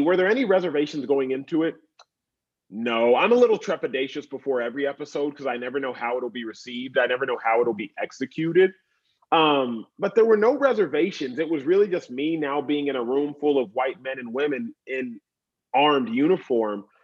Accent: Dallas, Texas, United States; now in Los Angeles, United States; I grew up in Dallas, Texas

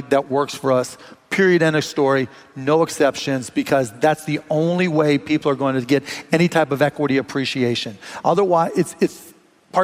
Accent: Pittsburgh, Pennsylvania, United States; now in Dallas, United States; I grew up in Pittsburgh

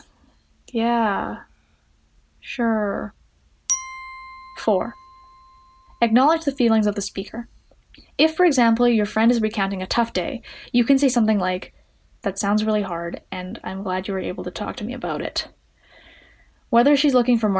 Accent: Edmonton, Alberta, Canada; I'm 19 from Edmonton, Alberta, Canada

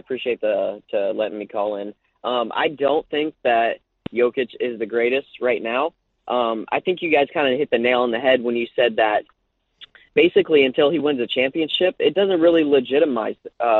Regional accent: New Orleans, Louisiana, United States; now in Alaska, United States; I'm from New Orleans, but I live in Alaska.

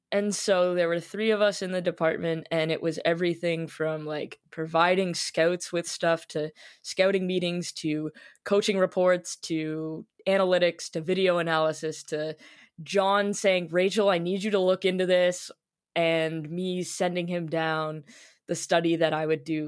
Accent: Toronto, Ontario, Canada; I was born in Toronto, and the first thing I was wrapped in was a, a Leafs blanket

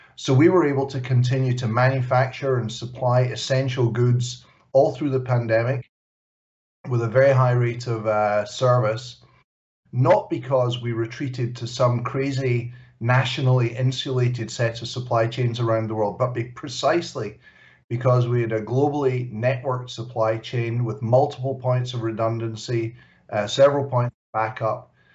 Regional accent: Glasgow, Scotland, United Kingdom; Glasgow, my hometown

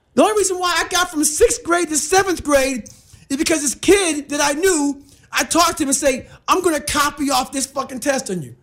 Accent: Brazil, Indiana, United States; also born or lived in Buffalo, New York; Growing up in Brazil

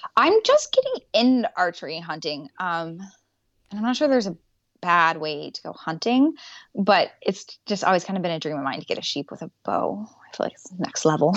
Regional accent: Wyoming, United States; now in Alaska, United States; I grew up in Wyoming, so, and my dad was a hunter

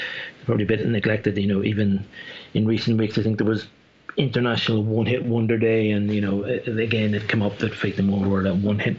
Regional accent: Ireland; now in Switzerland; I might live in Switzerland now, but I'm Irish. And I lived in Ireland until I was 23.

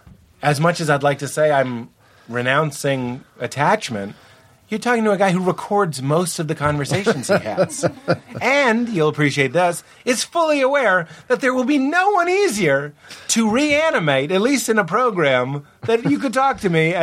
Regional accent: Brooklyn, New York, United States; I am a New Yorker from Brooklyn, and I'm a Rangers fan

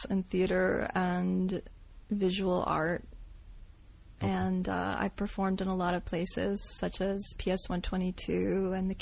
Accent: the South, United States; accent: twang; moved away as an adult; also born or lived in New York; it was very weird growing up in the South because we were not historically or culturally Southern

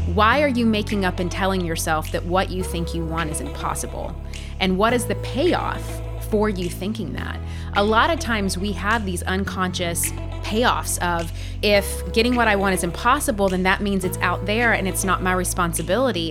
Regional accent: the South, United States; growing up in the South

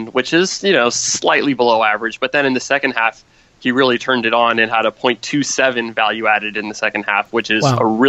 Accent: United States; I'm an American

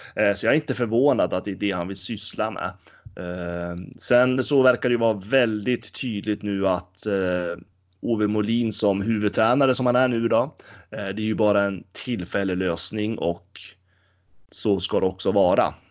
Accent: Gävle, Gävleborg County, Sweden; moved away; jag var hemma i Gävle

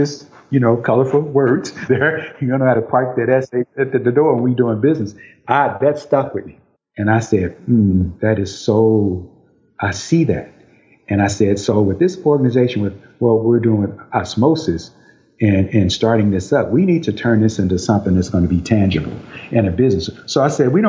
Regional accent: St. Louis, Missouri, United States; I grew up with him in St. Louis

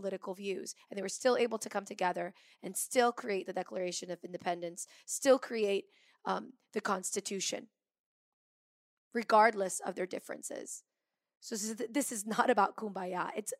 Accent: France; because I grew up partly in France too, so I have a very French side to my personality.

